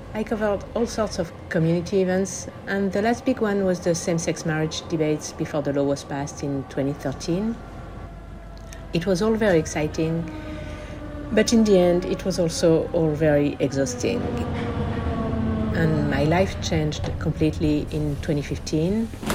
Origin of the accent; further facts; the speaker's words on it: Paris, Île-de-France, France; moved away as an adult; also born or lived in Glasgow, Scotland; now in Étretat, France; I'm 51 and I'm a non-binary lesbian. I grew up in Paris and spent most of my life there until the end of my studies, where I went to Glasgow in Scotland for a year.